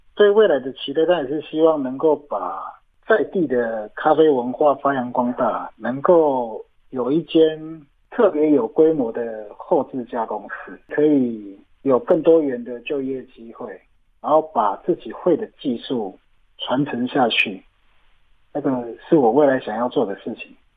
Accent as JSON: {"language": "Chinese", "town": "Yuli", "region": "Hualien County", "country": "Taiwan", "tie": "born or raised there", "said": "我出生的部落是在花莲玉里高寮社区，这里也是阿美族族群较多的地方，这里的部落名也叫打姑寮部落"}